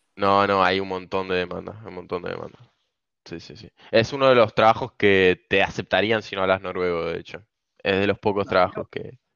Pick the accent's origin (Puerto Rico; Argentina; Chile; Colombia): Argentina; moved away as an adult; now in Norway; toda la vida me quise ir de Argentina